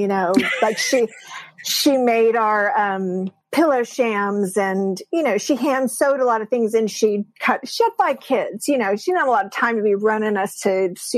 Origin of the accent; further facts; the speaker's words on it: San Diego, California, United States; Born and raised in San Diego